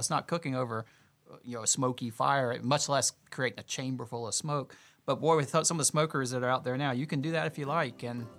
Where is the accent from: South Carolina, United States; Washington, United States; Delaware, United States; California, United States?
South Carolina, United States; Greenville; also born or lived in Columbia, South Carolina; I grew up in Greenville, South Carolina